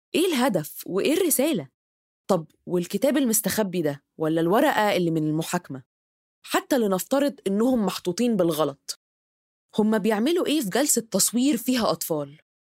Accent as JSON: {"language": "Arabic", "country": "Egypt"}